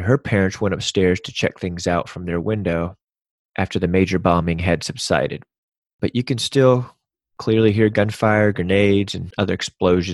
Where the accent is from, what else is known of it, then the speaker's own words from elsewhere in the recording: Panama; I was born in Panama, Central America, and I was 4 during Operation Just Cause